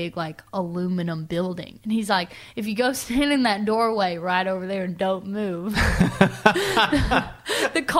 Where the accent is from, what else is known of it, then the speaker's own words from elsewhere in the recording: California, Missouri, United States; moved away; I'm from California, Missouri. Tiny little town